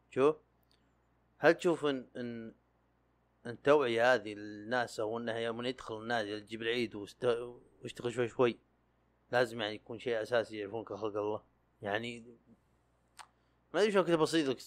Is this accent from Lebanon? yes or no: no; Sakaka, Al Jawf Province, Saudi Arabia